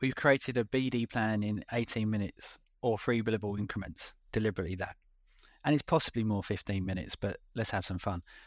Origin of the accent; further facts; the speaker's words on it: London, United Kingdom; accent: London; moved away as an adult; now in Auckland, New Zealand; with my accent, going back to London, the U K